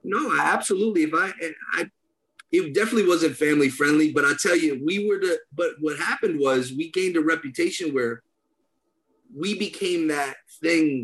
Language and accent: English; Danbury, Connecticut, United States; I'm not from Queens. I'm from Danbury